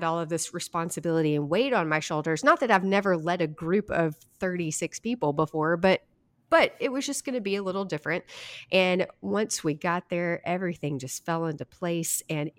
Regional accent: High Point, North Carolina, United States; now in Shreveport, United States; I grew up in High Point.

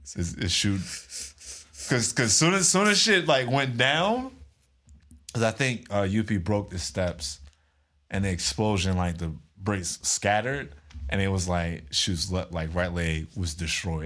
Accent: United States

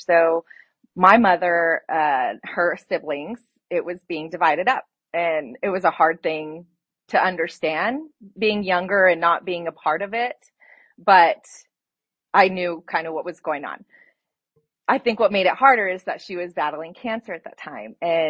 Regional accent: Las Cruces, New Mexico, United States; moved away as an adult; now in Logan, United States; born and raised in Las Cruces, my parents had met there going to NMSU, and they had me, they had my younger brother, and we just enjoyed life down there.

